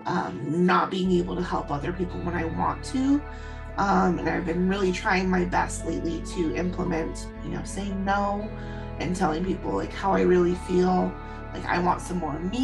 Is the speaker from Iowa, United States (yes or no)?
no; Seattle, Washington, United States; I am from Seattle, Washington.